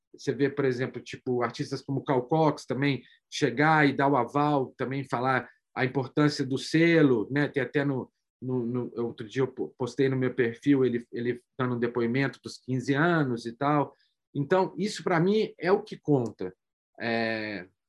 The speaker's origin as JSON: {"language": "Portuguese", "country": "Brazil", "said": "como brasileiro"}